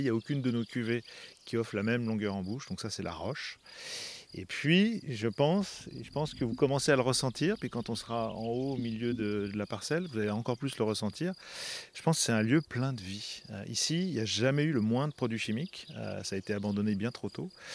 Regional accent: Savoy, Auvergne-Rhône-Alpes, France; je suis savoyard

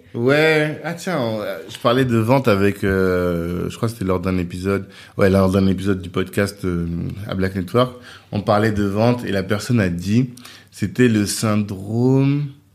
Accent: Central African Republic; on est des Centrafricains

